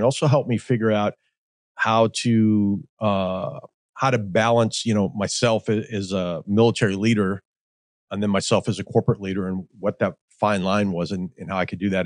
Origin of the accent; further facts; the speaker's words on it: Midwest, United States; I grew up in the Midwest